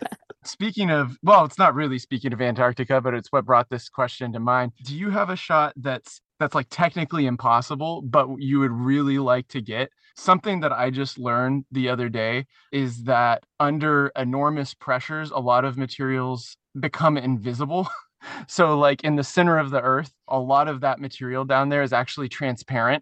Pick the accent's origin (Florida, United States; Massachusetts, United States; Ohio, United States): Florida, United States; Suwannee River; I grew up on the Suwannee River